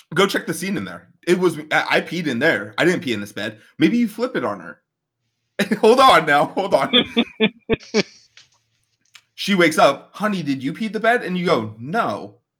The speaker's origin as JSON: {"language": "English", "region": "Midwest", "country": "United States", "said": "we are both from the Midwest"}